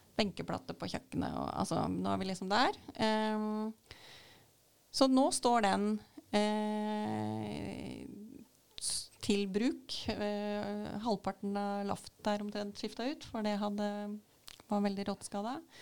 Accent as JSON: {"language": "Norwegian", "town": "Sannidal", "region": "Vestfold og Telemark", "country": "Norway", "said": "jeg er fra Sandidal"}